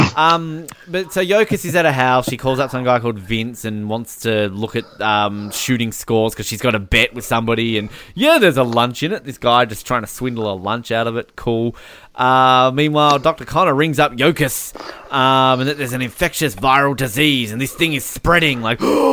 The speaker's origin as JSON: {"language": "English", "country": "Australia", "said": "I'm Australian."}